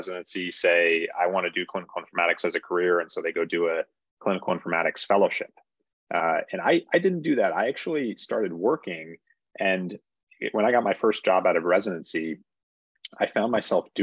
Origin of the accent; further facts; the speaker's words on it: Northeast, United States; moved away as an adult; also born or lived in Boston, United States; now in San Francisco Bay Area, United States; I grew up in the Northeast